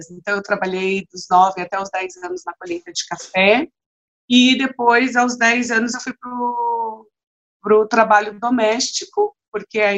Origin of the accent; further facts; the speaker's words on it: Vitória da Conquista, Bahia, Brazil; eu nasci em Vitória da Conquista, então, filha do, de um paulista com uma baiana